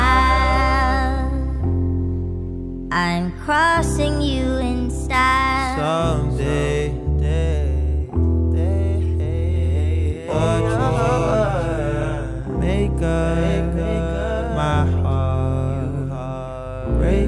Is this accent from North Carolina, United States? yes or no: yes; Asheville, North Carolina, United States; we grew up together in Asheville